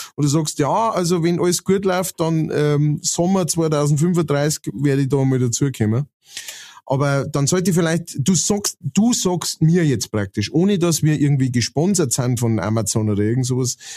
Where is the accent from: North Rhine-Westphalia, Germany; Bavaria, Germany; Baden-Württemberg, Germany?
Bavaria, Germany; Lower; now in Upper Palatinate, Germany; ich bin äh, Niederbayer und wohne in der Oberpfalz